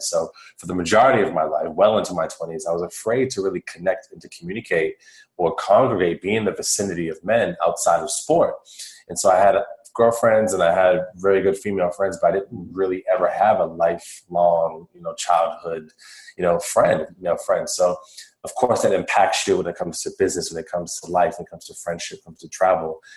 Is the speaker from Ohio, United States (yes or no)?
no; Worcester, Massachusetts, United States; I grew up on the East Coast of the United States of America, and I was in a city called Worcester, in the state of Massachusetts